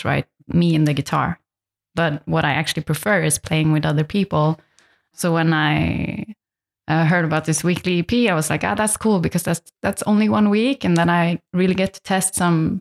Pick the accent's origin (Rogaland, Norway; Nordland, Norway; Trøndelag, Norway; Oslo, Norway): Nordland, Norway; Lofoten Islands; English is a second language; now in Berlin, Germany; I'm originally from a place in north of Norway called the Lofoten Islands.